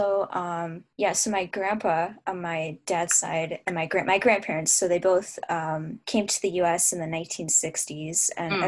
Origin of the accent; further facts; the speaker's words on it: Minnesota, United States; I'm from Minnesota